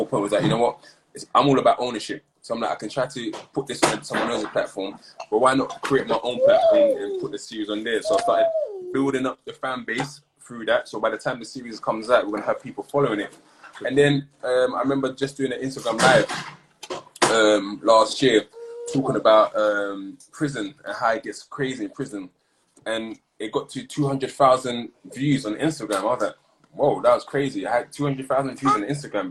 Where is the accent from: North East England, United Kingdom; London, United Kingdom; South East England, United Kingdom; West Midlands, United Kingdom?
London, United Kingdom; I'm from Peckham. I grew up there.